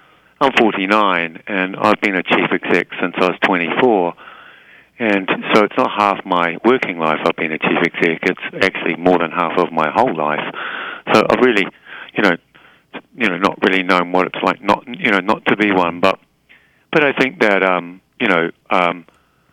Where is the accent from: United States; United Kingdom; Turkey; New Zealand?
New Zealand; moved away; it's a very defining characteristic of being a New Zealander. Mm-hmm. And, you know, and I'm, you know, very proud of, you know, the country that, you know, that I come from